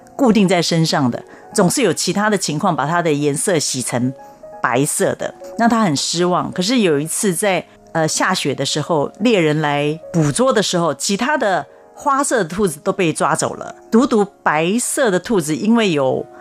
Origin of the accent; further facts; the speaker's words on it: Taipei, Taiwan; moved away as an adult; now in Taoyuan, Taiwan; 我居住的地方是台北市有名的坟墓山区，就是嗯，嗯。所谓的六张里